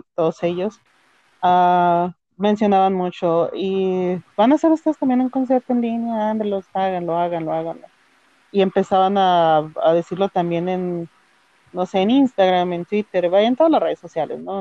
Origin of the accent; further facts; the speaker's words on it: northern Mexico, Mexico; soy de México del norte del país